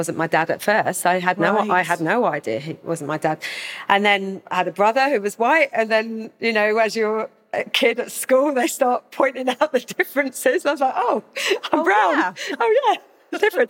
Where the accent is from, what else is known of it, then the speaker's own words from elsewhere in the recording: Hildenborough, South East England, United Kingdom; I grew up in Hildenborough, Kent, so a village.